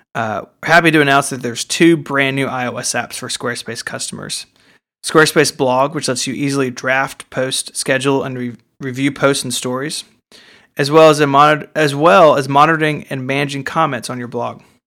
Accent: the South, United States; I'm from the South

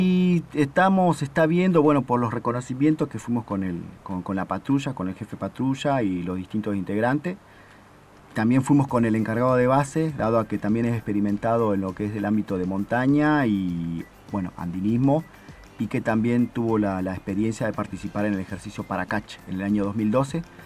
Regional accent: Rafael Castillo, Buenos Aires Province, Argentina; now in Antarctica; Soy de la provincia de Buenos Aires, eh, Rafael Castillo

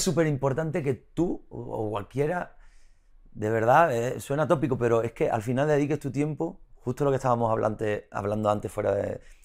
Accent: Isla Cristina, Andalusia, Spain; La Cristina, que es mi pueblo, que es un pueblo de mar

